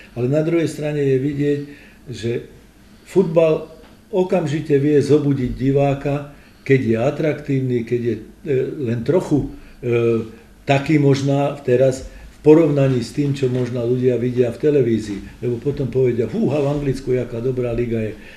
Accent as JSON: {"language": "Slovak", "country": "Slovakia", "also_born_or_lived": "Romania", "said": "my teda Slovám v Čechách"}